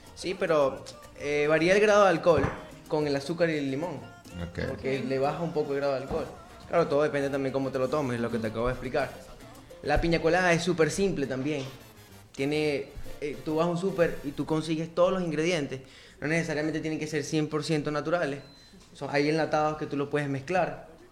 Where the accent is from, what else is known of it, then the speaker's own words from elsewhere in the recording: Barquisimeto, Lara, Venezuela; moved away as an adult; now in Dominican Republic; Yo soy de Barquisimeto, Estado Lara